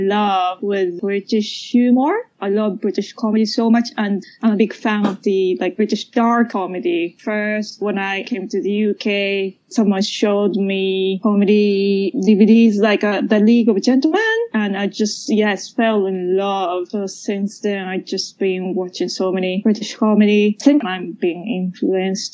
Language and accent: English; Japan; moved away as an adult; also born or lived in Britain; now in United Kingdom; I'm from Japan, I grew up in Japan